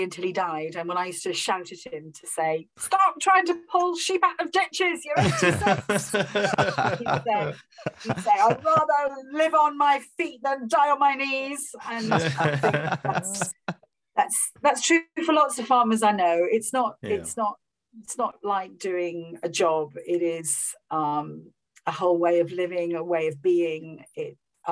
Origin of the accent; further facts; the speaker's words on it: Rhondda Valley, Wales, United Kingdom; moved away; I'm from the Rhondda Valley. I'm from the deepest valleys of Wales, in the Rhondda Valley